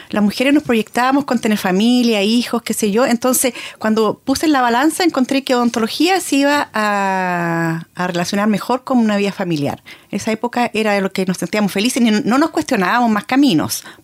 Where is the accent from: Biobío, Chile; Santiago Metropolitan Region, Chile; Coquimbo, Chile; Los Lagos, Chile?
Biobío, Chile; Concepción; Exacto, cuando uno creció acá